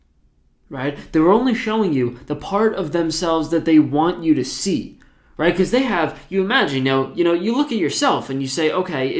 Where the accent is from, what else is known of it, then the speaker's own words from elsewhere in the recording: New Jersey, United States; I'm from New Jersey